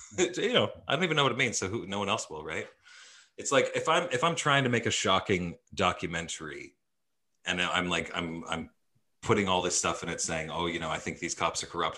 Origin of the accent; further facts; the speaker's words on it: Edmonton, Alberta, Canada; growing up in Edmonton, there's a big theater community there